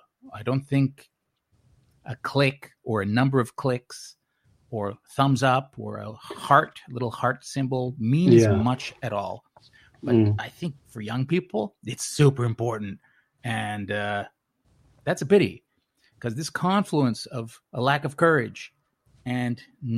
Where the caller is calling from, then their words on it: Tokyo, Japan; I'm calling from Tokyo.